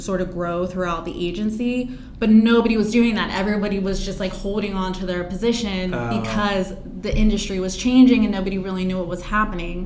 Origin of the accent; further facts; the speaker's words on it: Pennsylvania, United States; my background of growing up in Pennsylvania